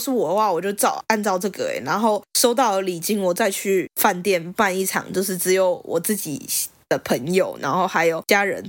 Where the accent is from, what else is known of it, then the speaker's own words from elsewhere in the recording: Taipei, Taiwan; 我爸妈都是台北人，然后我也是台北人哎，我是 A 开头的身份证字号。